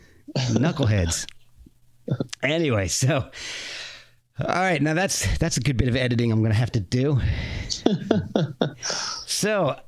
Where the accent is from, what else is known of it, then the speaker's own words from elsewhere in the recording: United States; being born and raised in America.